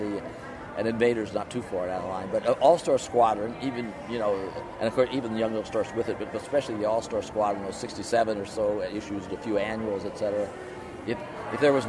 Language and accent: English; Jackson, Missouri, United States; moved away; also born or lived in New York; born in Jackson, Missouri, which is the county seat of Cape Girardeau County